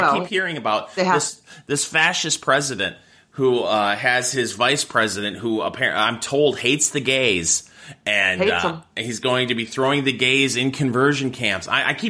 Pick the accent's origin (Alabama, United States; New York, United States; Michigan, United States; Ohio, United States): Michigan, United States; Saginaw; I grew up in Saginaw, Michigan, which is, 90 miles north of Ann Arbor.